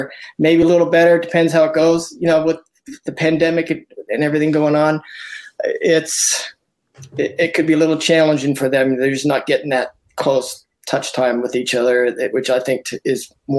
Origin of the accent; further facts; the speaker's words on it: Idaho Springs, Colorado, United States; now in Seattle, United States; live in Seattle, Washington. This is my 11th or 12th city around the United States. But, you know, I grew up in Idaho Springs, Colorado. I lived there when I was 9 years old